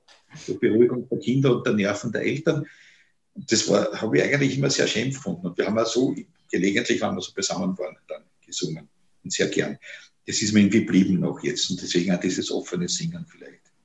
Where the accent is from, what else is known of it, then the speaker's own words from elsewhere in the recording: Vienna, Austria; als Wiener